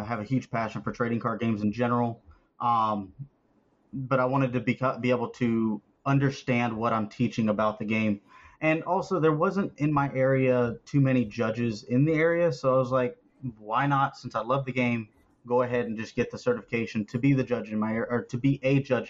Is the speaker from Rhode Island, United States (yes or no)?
no; Florida, United States; I am from Florida